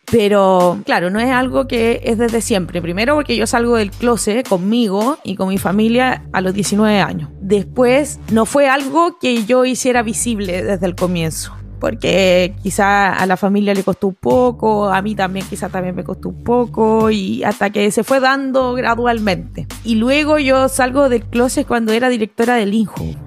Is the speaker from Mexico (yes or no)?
no; Iquique, Tarapacá, Chile; soy iquiqueña, nacida y criada acá